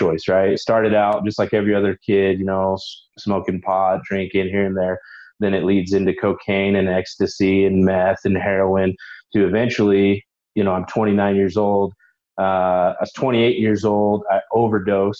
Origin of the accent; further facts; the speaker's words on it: Utah, United States; Utah. So born and raised in Utah. I went to Granger High